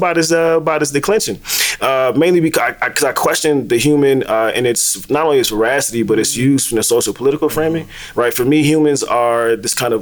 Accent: DC area, Maryland, United States; I'm originally from the DMV. For those who don't know, grew up around DC. So when you say Maryland, they normally say Baltimore, and that's not where I'm from.

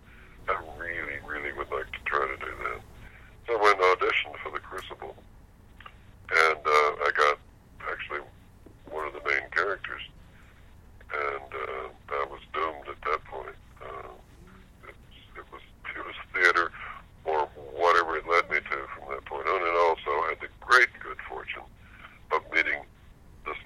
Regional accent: East Tennessee, United States; I grew up in East Tennessee, which is not even that very far from where we live now

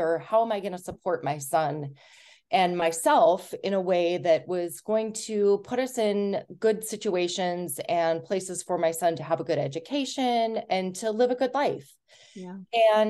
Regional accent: Utah, United States; I grew up in Southern Utah and got married fairly young

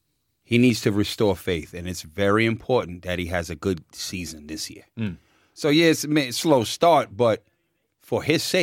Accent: New York City, New York, United States; I'm from the Bronx.

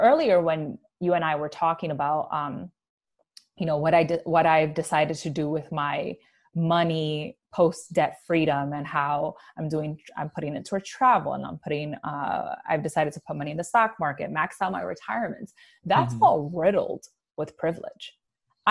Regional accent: New York City, New York, United States; growing up in the Bronx in the 90s

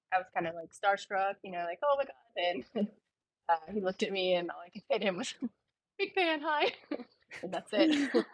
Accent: Oviedo, Florida, United States; I'm from Oviedo, Florida. It's just a little bit north of Orlando.

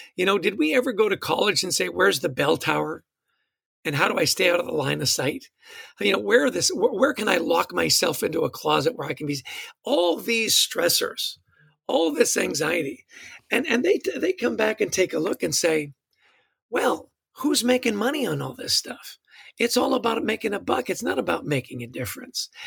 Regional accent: Canada; I'm Canadian

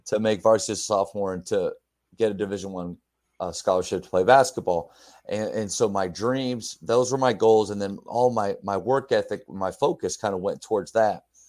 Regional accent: Pennsylvania, United States; moved away; I'm from Pennsylvania

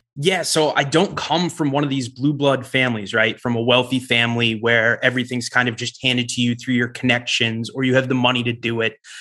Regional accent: New Hampshire, United States; I grew up in New Hampshire, and that's a purple state.

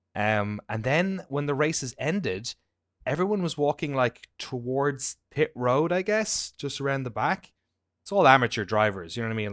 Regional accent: Ireland; moved away; where I grew up in Ireland.

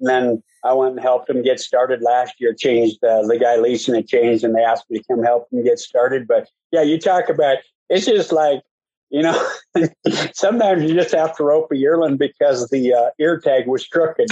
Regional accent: Malta, Montana, United States; I grew up on the High Line of Malta there

